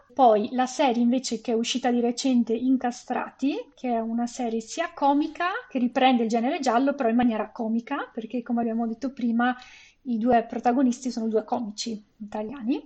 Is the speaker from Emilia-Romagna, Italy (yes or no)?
no; Venice, Veneto, Italy; now in Canada; Sono originaria di Venezia